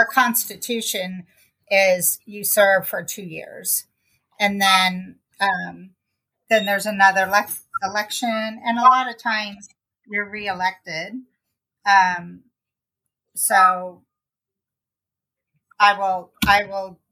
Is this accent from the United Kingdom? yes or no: no; Kansas City, Missouri, United States; I grew up in Kansas City, Missouri on the South End.